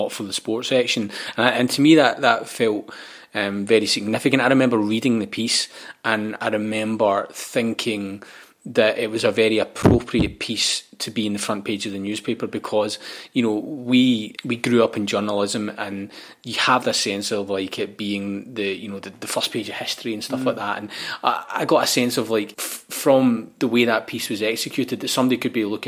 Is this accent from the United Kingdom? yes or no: yes; Scotland, United Kingdom; we're both Scottish